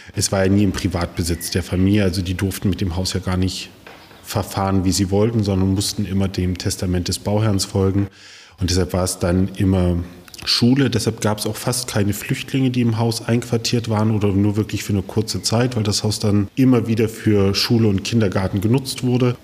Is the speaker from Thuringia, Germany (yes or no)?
yes; Greiz, Thuringia, Germany; also born or lived in Schleswig-Holstein; ich bin in Greiz groß geworden, also anderer Thüringer Residenzstadt